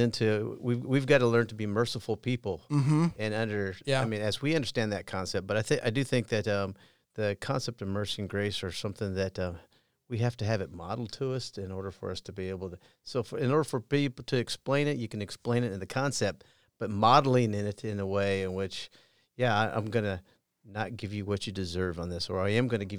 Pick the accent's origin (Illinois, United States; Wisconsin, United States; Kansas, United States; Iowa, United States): Iowa, United States; also born or lived in Colorado; I did. I grew up in Southern Iowa, born in Colorado, but I went to four different high schools and a couple different colleges